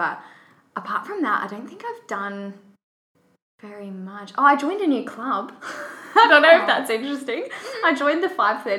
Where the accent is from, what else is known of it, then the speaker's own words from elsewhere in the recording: Western Australia, Australia; also born or lived in Perth / Kalgoorlie; So I was born in Perth, Western Australia, and my dad works for the Australian Federal Police, so we moved around a lot when I was younger. So I lived in Kalgoorlie for a bit